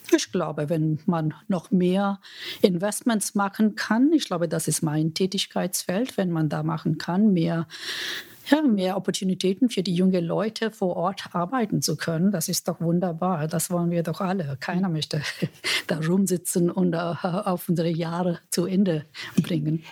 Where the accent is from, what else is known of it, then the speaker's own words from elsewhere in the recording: India; German is a second language; now in Germany; Ich komme ja aus Indien